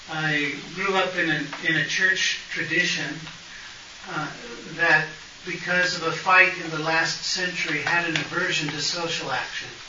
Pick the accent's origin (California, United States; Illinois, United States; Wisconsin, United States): California, United States; Hollywood; born there; moved away; I was born in Hollywood, California. Didn't last there very long.